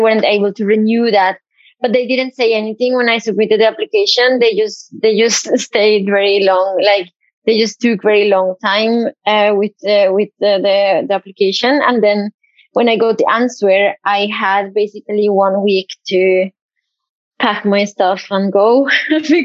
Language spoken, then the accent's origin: English; Bogotá, Colombia; moved away as an adult; also born or lived in Bergen, Norway; now in Norway; I am from Bogota in Colombia